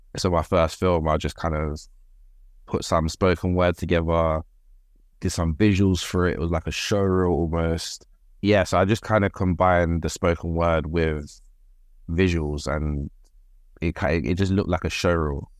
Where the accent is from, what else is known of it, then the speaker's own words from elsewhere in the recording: London, United Kingdom; I grew up in Birkengreen, Whitechapel